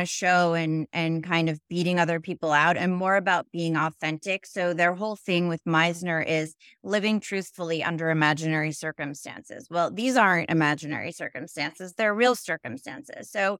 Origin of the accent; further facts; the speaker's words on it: Connecticut, United States; also born or lived in Manhattan, United States; Yeah, so I was born in Manhattan. We moved out to Connecticut. I was raised there.